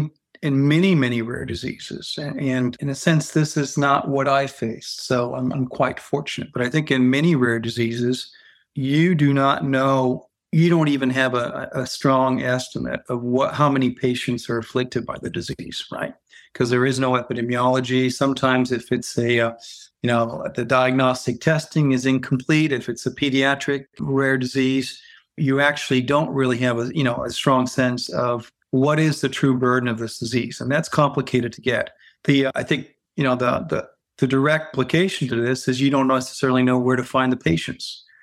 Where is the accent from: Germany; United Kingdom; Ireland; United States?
Germany; So I'm half half American, half French. And I grew up in Germany.